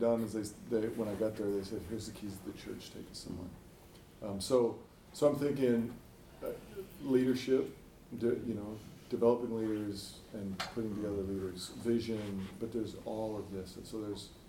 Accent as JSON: {"language": "English", "region": "Oregon", "country": "United States", "said": "Central Oregon."}